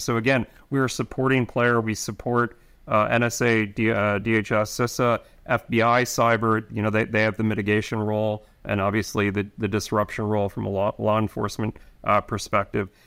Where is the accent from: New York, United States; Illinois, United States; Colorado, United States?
New York, United States; I'm from New York